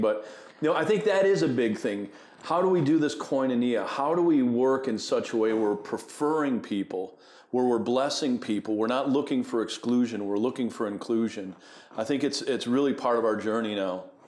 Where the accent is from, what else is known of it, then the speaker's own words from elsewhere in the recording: Buffalo, New York, United States; I grew up in Buffalo, New York